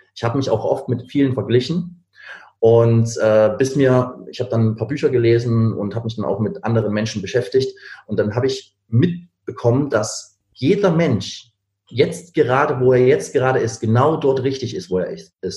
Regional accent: Berlin, Germany; Ich komme eigentlich aus Berlin

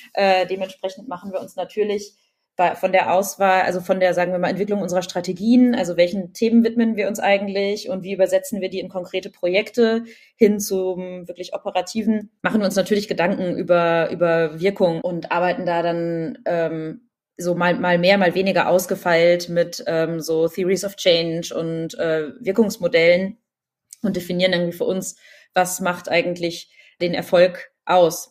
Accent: Berlin, Germany; ich bin ja Berlinerin

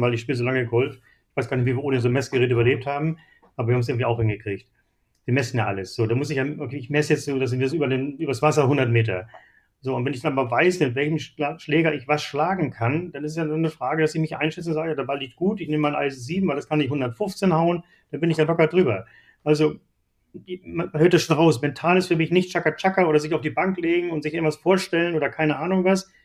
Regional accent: Seevetal, Lower Saxony, Germany; Ich bin groß geworden in Hamburg-Hittfeld

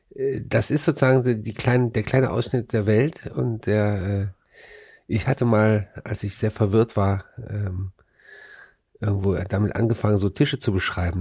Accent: Frechen, North Rhine-Westphalia, Germany; da, wo ich groß geworden bin, das war, ähm, ist eine Vorstadt von Köln

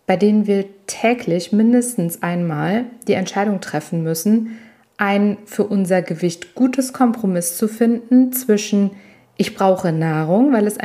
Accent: Italy; Ich bin Italienerin ähm, ursprünglich und äh, für uns spielt Essen eine riesige Rolle und ich bin regelrecht so aufgewachsen und so erzogen worden.

